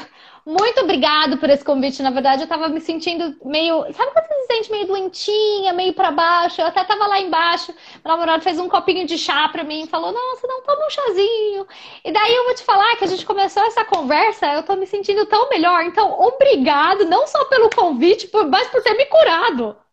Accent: Brazil; moved away as an adult; now in South Africa; eu sou brasileira

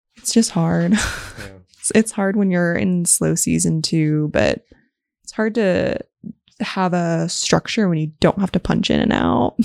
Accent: Las Vegas, Nevada, United States; I was born and raised in Las Vegas

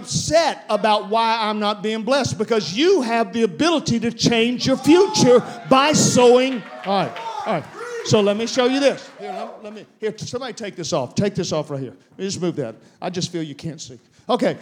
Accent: South Louisiana, United States; I'm from South Louisiana.

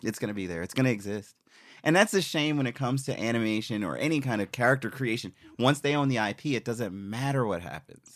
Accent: U.S. Virgin Islands; moved away; also born or lived in Philadelphia, United States; I was born in Philly, but grew up in Saint Croix.

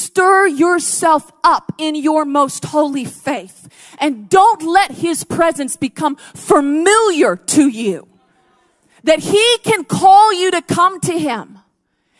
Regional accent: United States; moved away; I grew up in the States

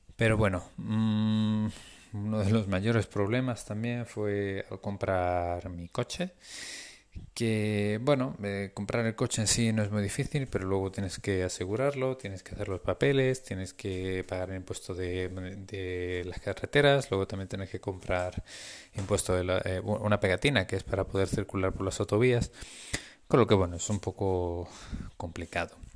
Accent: Spain; moved away as an adult; also born or lived in Norway; esta es la segunda vez que salgo de España

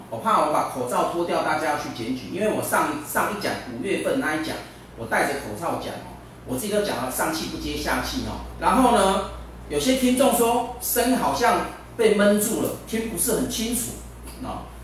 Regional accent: Taiwan; 我们中国人，我们台湾人

